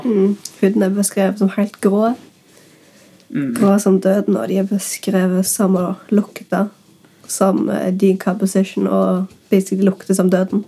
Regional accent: Norway; jeg kommer fra Bryna

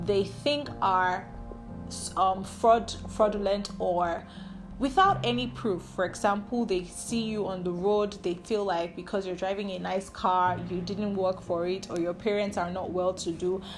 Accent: Nigeria; my home country, Nigeria.

